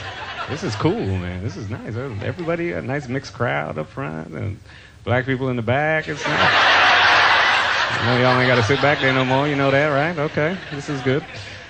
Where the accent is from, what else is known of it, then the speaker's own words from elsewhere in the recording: Toronto, Ontario, Canada; I grew up in Toronto, so I don't have an accent